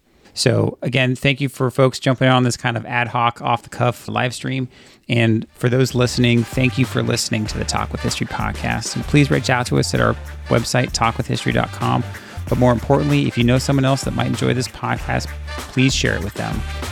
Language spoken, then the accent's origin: English; California, United States; now in Memphis, United States; Me growing up in California my entire life, and you growing up, you know, primarily on the East Coast.